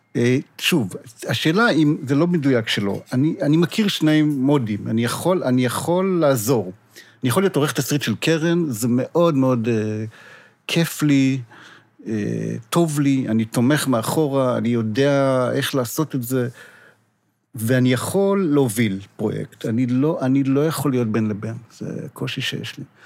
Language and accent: Hebrew; Israel; אני ישראלי